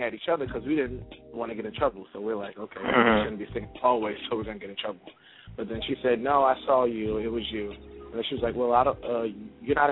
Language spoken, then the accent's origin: English; North New Jersey, United States; I was born and raised in North New Jersey.